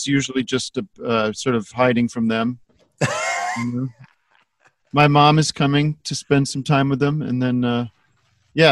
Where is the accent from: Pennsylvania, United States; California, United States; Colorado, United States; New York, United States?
Pennsylvania, United States; Allentown; I am from Allentown, Pennsylvania